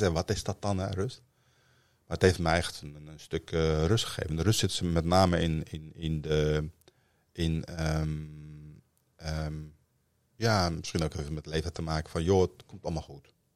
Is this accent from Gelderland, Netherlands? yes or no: no; Amsterdam, North Holland, Netherlands; also born or lived in Northern Morocco; Ik ben in de Vogelbuurt opgegroeid in Amsterdam-Noord, voormalig Volkswijk